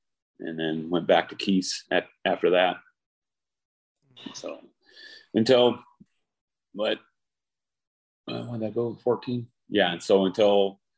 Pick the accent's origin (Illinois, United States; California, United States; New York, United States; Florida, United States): California, United States; moved away; I'm from California.